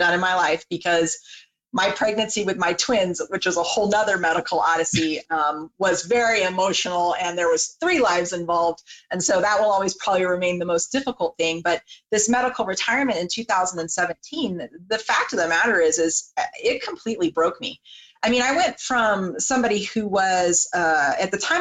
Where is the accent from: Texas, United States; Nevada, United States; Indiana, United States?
Nevada, United States; Las Vegas; moved away as an adult; also born or lived in Santa Maria, California / Central California; I grew up in Central California. I was born in Santa Maria, eventually raised in Las Vegas, Nevada